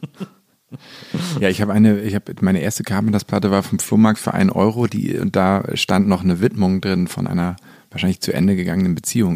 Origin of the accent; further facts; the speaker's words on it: Hamburg, Germany; Also ich bin ja in Hamburg groß geworden